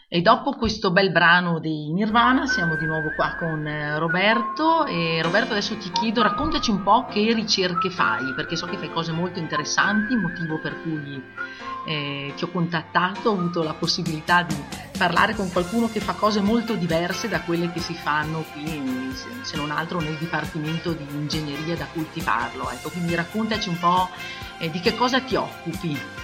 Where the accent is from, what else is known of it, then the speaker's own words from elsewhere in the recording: Val di Non, Trentino-Alto Adige, Italy; per noi che veniamo dalla Val di Non